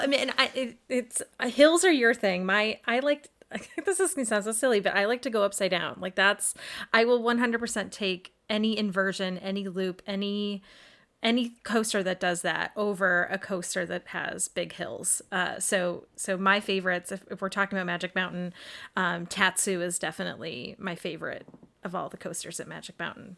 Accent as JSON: {"language": "English", "region": "Massachusetts", "country": "United States"}